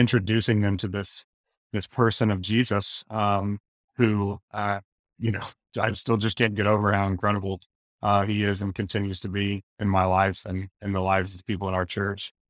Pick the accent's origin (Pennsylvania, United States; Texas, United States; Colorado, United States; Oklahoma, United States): Texas, United States; Austin; I was born and raised in Austin, Texas, uh, where I still am today.